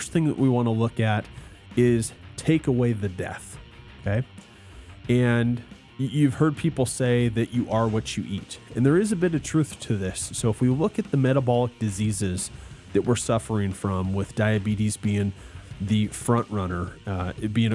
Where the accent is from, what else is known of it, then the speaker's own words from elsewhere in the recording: United States; I'm an American, typical American